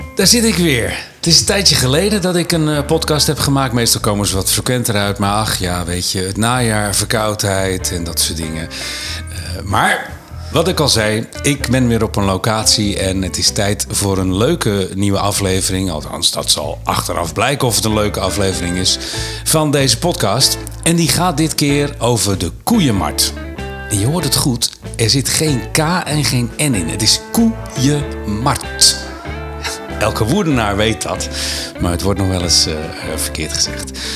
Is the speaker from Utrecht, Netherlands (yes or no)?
yes; Linschoten, Utrecht, Netherlands; also born or lived in Rotterdam; ik kwam als, eh, acht of negen jarig jongetje eh, eh, te wonen in Linschoten. Ik kom uit Rotterdam, uit de stad, zeg maar